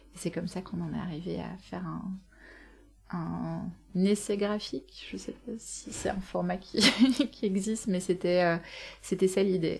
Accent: Belgium; je suis belge

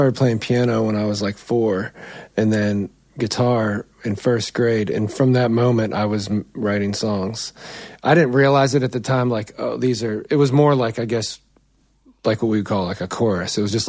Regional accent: Conneaut Lake, Pennsylvania, United States; moved away as an adult; Yes, I grew up in rural America, northwestern Pennsylvania, outside of a little town called Conneaut Lake. I grew up on a dirt road

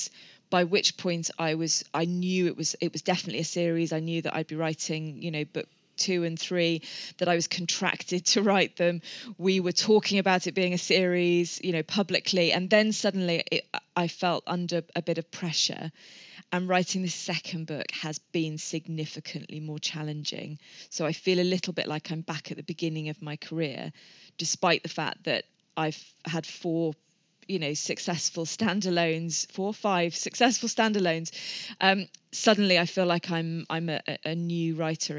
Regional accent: England, United Kingdom; moved away as an adult; now in Wales, United Kingdom; I'm not Welsh, I'm English. We've lived here a number of years.

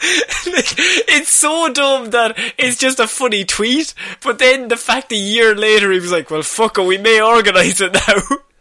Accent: Ireland; as the Irish people

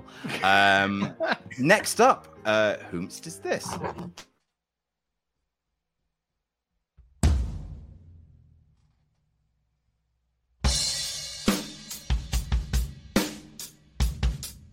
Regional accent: Jersey; I'm from Jersey

